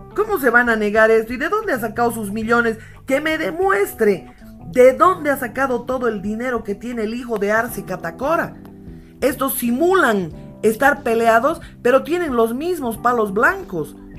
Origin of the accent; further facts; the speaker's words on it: Bolivia; si nosotros como bolivianos no cuidamos nuestra patria, que es la única que tenemos